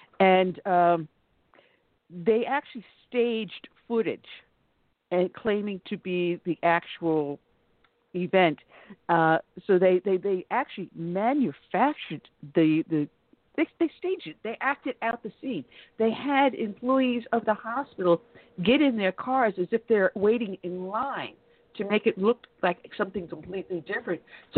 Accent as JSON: {"language": "English", "region": "New York", "country": "United States", "tie": "born or raised there", "also_born_or_lived": "the South", "moved": "yes", "lives_now": "Southern United States", "said": "I was born and raised in New York, and I live in the South now."}